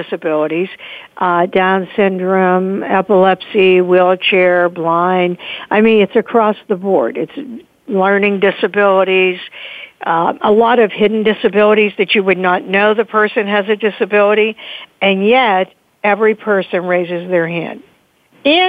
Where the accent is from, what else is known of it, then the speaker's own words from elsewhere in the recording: Pittsburgh, Pennsylvania, United States; also born or lived in Delaware; Pittsburgh, my hometown